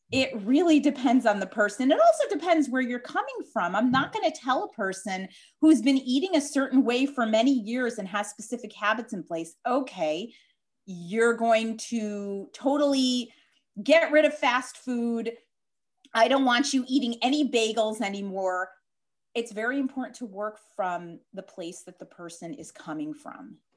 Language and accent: English; Chicago, Illinois, United States; accent: Chicago; moved away as an adult; now in Hewlett, United States; I'm actually originally from Chicago, uh, hence my accent